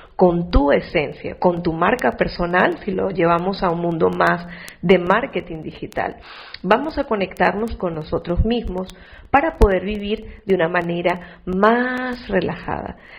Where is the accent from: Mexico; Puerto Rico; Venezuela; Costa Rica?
Venezuela; moved away as an adult; now in Spain; tengo toda mi familia en Venezuela, sin embargo, desde que yo salí de, mi país, hace ya 11 años